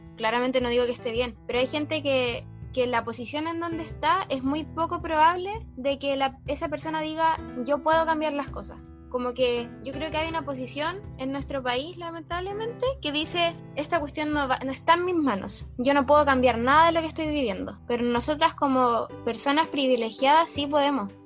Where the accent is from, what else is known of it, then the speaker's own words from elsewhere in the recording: Villa Alemana, Valparaíso, Chile; also born or lived in Antofagasta; yo nací en Antofagasta en realidad nací allá por temas como de que mis papás se fueron por el, por el trabajo de mi papá, pero yo me vine también muy chica a Vía Alemana